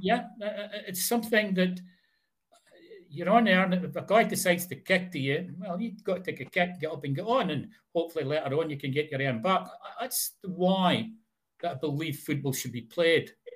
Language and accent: English; Fraserburgh, Scotland, United Kingdom; I started for Fraserburgh.